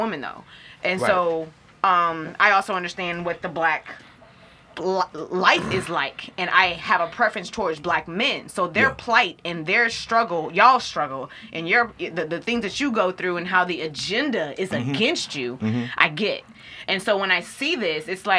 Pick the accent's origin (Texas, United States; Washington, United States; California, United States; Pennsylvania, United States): Texas, United States; Houston; also born or lived in Fort Worth, Texas / Atlanta, Georgia; Before we moved to Houston, I was born in Fort Worth